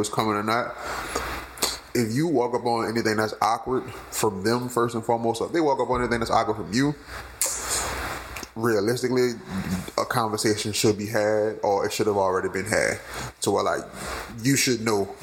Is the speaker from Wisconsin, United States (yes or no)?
no; New Orleans, Louisiana, United States; I'm from New Orleans